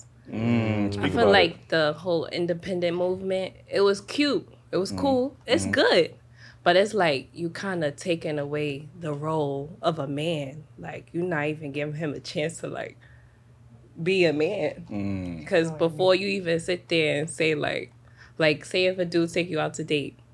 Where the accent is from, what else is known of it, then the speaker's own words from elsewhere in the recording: New York City, New York, United States; I'm from Harlem